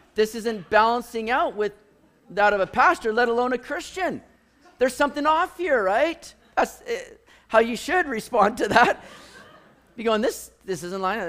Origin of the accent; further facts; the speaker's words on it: Richmond, British Columbia, Canada; growing up in Richmond, going to Lansdowne Mall, hitting Lord Nelson Arcade